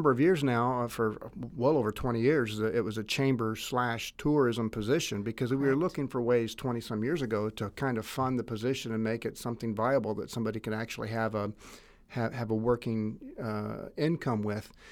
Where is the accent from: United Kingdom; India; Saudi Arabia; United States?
United States; Greenville; I'm 56 and I am a lifelong resident of Greenville. And I did go to preschool here, and all four of my children went to preschool in this building as well.